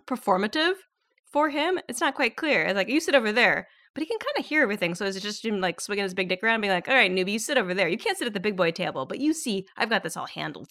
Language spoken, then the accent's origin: English; Southern California, United States; I grew up in Southern California